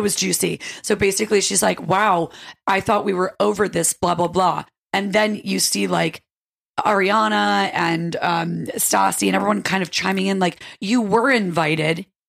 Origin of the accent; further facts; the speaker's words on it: upstate New York, United States; moved away; I'm from upstate New York